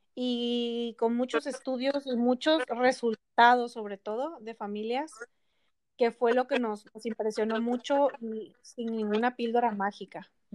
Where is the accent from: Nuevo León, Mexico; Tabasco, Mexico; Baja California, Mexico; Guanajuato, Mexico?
Baja California, Mexico; Ensenada; now in Chula Vista, United States; yo soy de Ensenada, originaria, y mi esposo también, y vivimos aquí en Chulavista